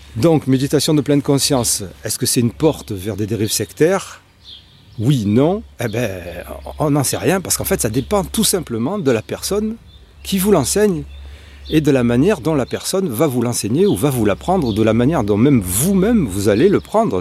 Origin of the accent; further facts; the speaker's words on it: Marseille, Provence-Alpes-Côte d'Azur, France; moi je suis marseillais